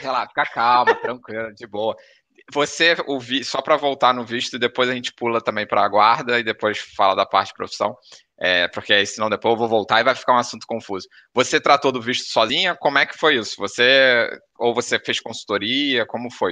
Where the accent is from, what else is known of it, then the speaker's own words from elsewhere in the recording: Rio de Janeiro, Brazil; sou carioca ali da gema